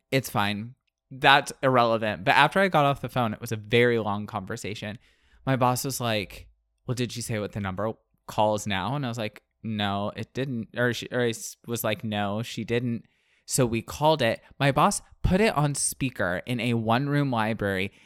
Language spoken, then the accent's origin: English; Florida, United States; I'm from the Panhandle